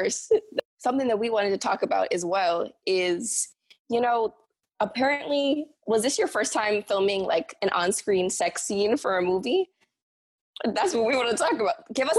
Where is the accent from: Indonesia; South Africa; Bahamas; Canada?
Bahamas; moved away as an adult; now in New York, United States; I'm originally from the Bahamas. Ooh. So I moved to New York for college at Columbia.